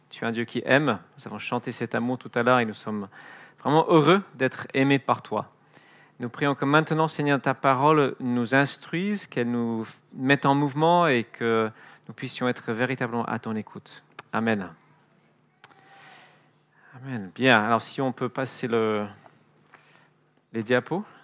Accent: France; born there; also born or lived in Edinburgh, United Kingdom; Donc, mon temps à Édimbourg euh, est fini, je suis né en France, j'ai rejoint une, église, j'essaie là d'encourager les chrétiens à sortir de la petite bulle confortable.

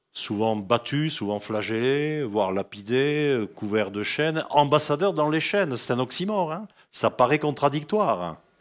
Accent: France; en tant que Français

